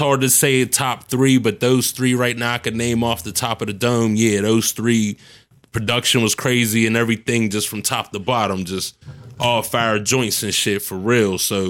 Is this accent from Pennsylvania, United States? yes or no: yes; Homestead, Pennsylvania, United States; It was more so, okay, I was born on the Hill, moved to Homestead when I was about, I can remember, 4 or 5 years old.